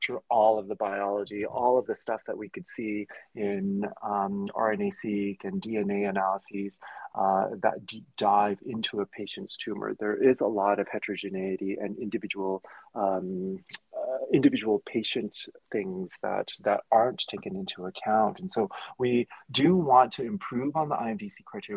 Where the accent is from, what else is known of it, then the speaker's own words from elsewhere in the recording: Canada; I'm Canadian.